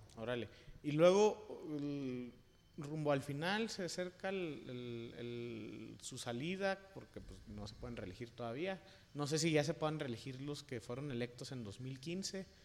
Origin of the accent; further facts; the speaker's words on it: Chihuahua, Mexico; moved away; en Chihuahua, de donde yo vengo